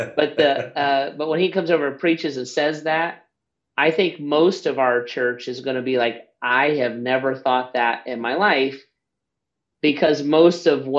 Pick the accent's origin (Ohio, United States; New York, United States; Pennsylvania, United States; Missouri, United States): Ohio, United States; Southern; I grew up in Southern Ohio